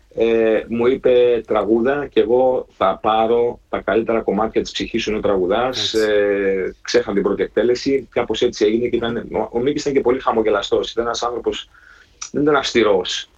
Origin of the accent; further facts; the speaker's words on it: Herso, Central Macedonia, Greece; also born or lived in Germany; Εγώ ήμουν 8 χρονών έγινε αυτό. Στο χωριό μου που εγκατασταθήκαμε